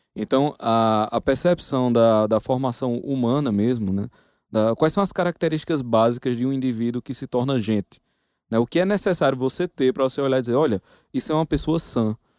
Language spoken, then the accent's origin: Portuguese; Campina Grande, Paraíba, Brazil; Mas eu sou de Campina Grande, na Paraíba.